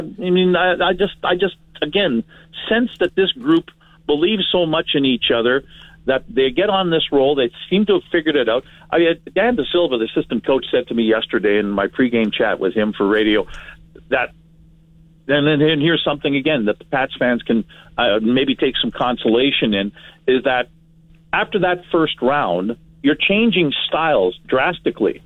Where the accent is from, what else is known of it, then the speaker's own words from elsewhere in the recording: Winnipeg, Manitoba, Canada; now in Saskatoon, Canada; I'm from Winnipeg, so I know what my hometown is like